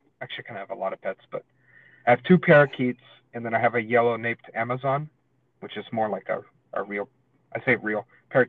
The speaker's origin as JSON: {"language": "English", "region": "the South", "country": "United States", "tie": "born or raised there", "said": "I was raised in the South"}